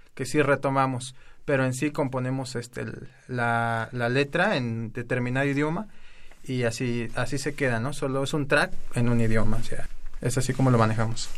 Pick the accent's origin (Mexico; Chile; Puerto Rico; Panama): Mexico; Erongarícuaro, Michoacán; first language Spanish; somos de una comunidad de Michoacán que se llama Erongarícuaro